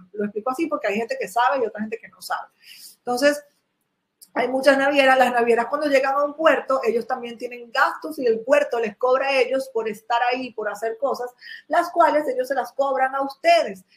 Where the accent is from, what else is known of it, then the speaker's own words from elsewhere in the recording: Venezuela; moved away as an adult; now in China; mi país natal, que era Venezuela